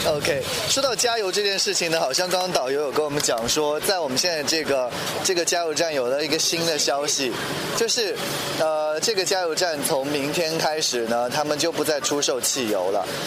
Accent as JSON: {"language": "Chinese", "town": "Kunming", "region": "Yunnan", "country": "China", "said": "因为偶尔我还是会想家。昆明"}